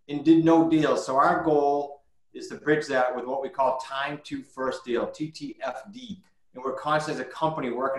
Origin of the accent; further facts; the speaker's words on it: New England, United States; we're from New England